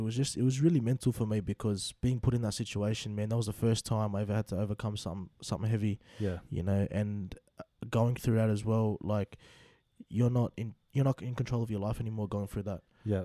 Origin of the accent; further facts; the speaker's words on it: Sydney, New South Wales, Australia; Growing up in Western Sydney, look, I came from a good home.